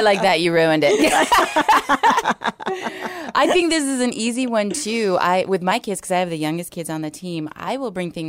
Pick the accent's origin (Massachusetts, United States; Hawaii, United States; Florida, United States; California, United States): Hawaii, United States; So I'm from Hawaii.